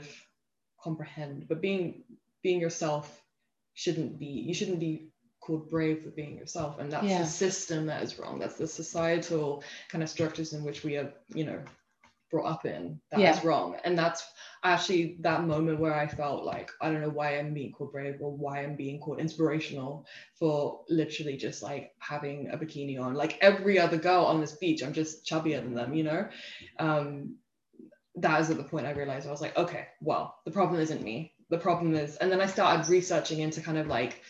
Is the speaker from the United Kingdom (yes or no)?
yes; England, United Kingdom; moved away as an adult; also born or lived in United States / Copenhagen, Denmark; now in Denmark; I grew up mostly in England, but I had a little bit of my, like a glimmer of my childhood, about 3 years in Copenhagen, in Denmark